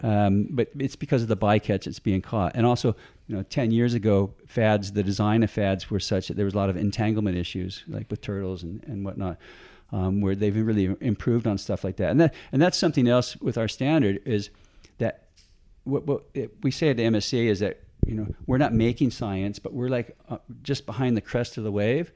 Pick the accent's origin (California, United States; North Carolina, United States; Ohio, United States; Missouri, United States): California, United States; San Diego; moved away as an adult; also born or lived in Tonga; now in Australia; I grew up in San Diego, California. Uh, good old, I'm a Yankee